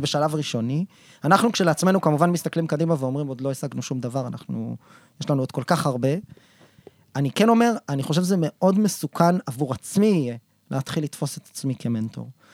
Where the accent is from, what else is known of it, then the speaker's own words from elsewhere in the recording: Israel; אנחנו כישראלים